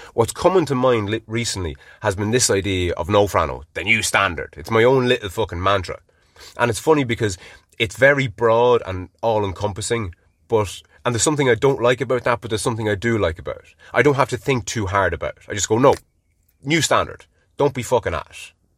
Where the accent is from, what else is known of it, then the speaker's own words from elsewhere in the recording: Ireland; being Irish